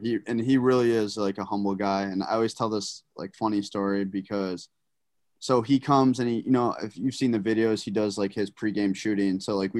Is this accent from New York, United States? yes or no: yes; New York, United States; I'm from New York